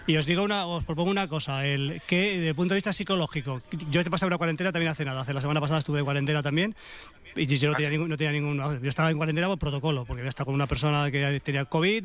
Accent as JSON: {"language": "Spanish", "town": "Madrid", "region": "Community of Madrid", "country": "Spain", "said": "qué secos soy los madrileños"}